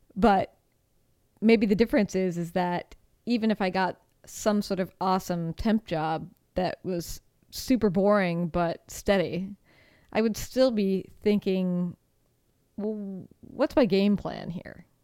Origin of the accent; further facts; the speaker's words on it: United States; moved away; as an American